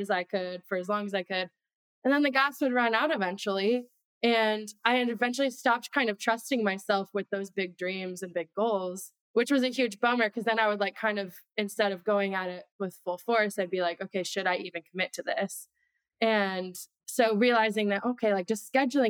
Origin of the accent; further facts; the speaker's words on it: Midwest, United States; moved away; I'm from the Midwest.